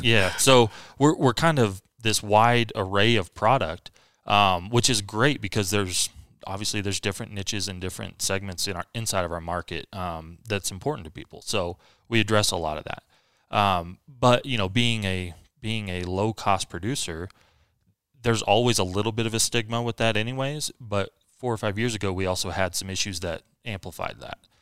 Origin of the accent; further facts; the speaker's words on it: Wilsonville, Oregon, United States; my hometown at the time, uh, up in Wilsonville, Oregon